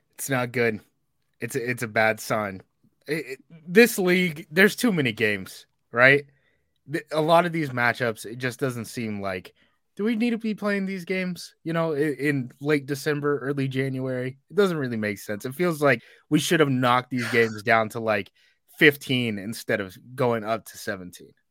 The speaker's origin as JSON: {"language": "English", "area": "the Northwest", "region": "Pacific Northwest", "country": "United States", "said": "I'm from the Northwest, where it just rains"}